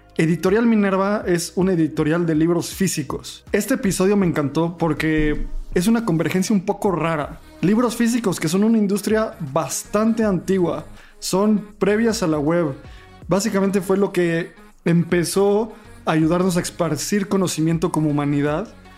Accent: Mexico; como mexicano

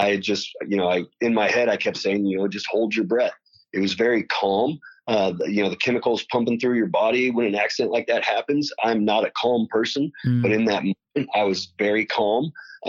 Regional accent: Lawrence, Kansas, United States; moved away as an adult; now in Louisville, United States; I'm from Lawrence, Kansas, and I say I'm from Lawrence, Kansas. You know, my parents are from there. My grandparents are from there. I'm very intertwined in the community there.

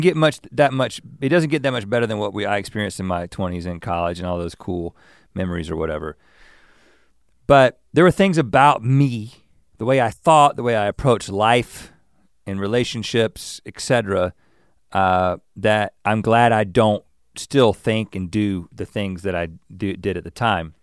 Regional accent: the South, United States; I'm from the South, and I in in many different ways that mentality was around me.

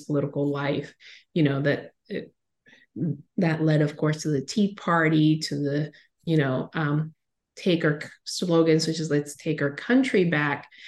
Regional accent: Caribbean coast of Nicaragua, Nicaragua; I grew up on the Caribbean coast of Nicaragua

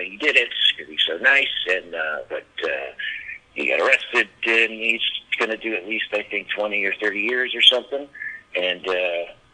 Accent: Michigan, United States; moved away as an adult; also born or lived in New York; I went back home to Michigan

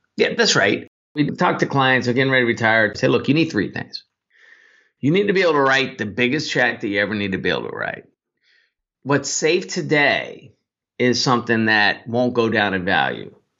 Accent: Northern California, United States; I grew up in Northern California

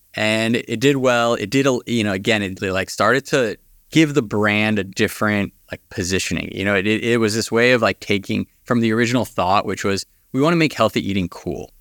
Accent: Los Angeles, California, United States; I grew up here in Los Angeles

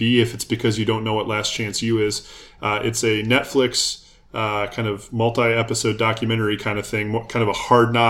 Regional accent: Minnesota, United States; moved away as an adult; now in Cincinnati, United States; growing up in Minnesota

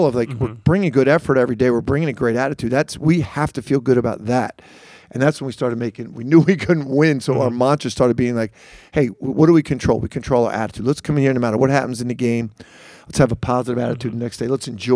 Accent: Philadelphia, Pennsylvania, United States; moved away as an adult; also born or lived in Las Vegas / Rochester / Long Island, New York; I'm from Philly

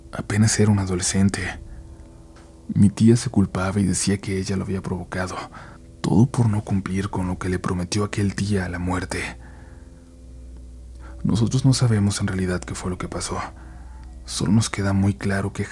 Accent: León, Guanajuato, Mexico; soy de León, Guanajuato.

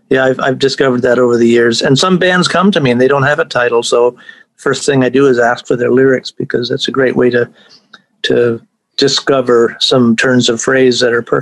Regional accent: Cornwall, Ontario, Canada; also born or lived in St. Catharines / England / Toronto / New York; now in Indiana, United States; I'm actually from Cornwall, and then I, I moved down to, to St. Catharines for three years, and then we moved to England during those magic five years from 64 to 69. Um, yeah, so, and then Toronto, then New York for two years, and LA for 16 years.

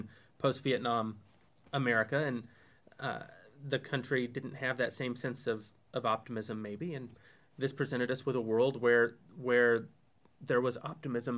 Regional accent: Texas, United States; I grew up in Texas, so we still played cowboys

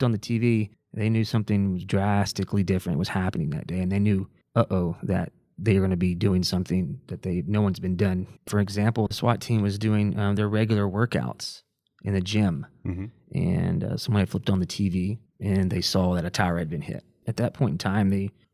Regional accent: Waco, Texas, United States; I'm originally from Waco, Riker graduate

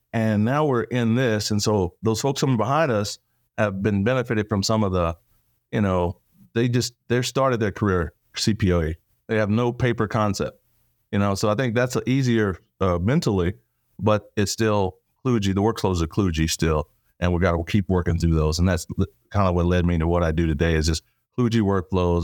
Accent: Texas, United States; accent: Texan; born and raised Texas, small town

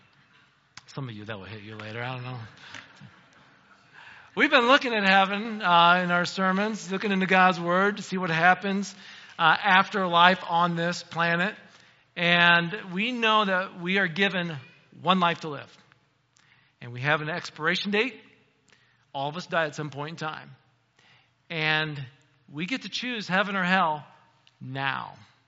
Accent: United States; as an American

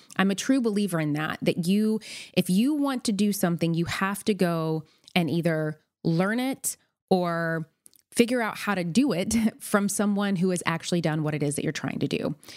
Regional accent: Nashville, Tennessee, United States; moved away as an adult; also born or lived in McMinnville, Tennessee / New York City; now in Los Angeles, United States; I am originally from a tea tiny town in Tennessee called McMinnville, but spent the better part of my childhood and teen years growing up in Nashville, Tennessee

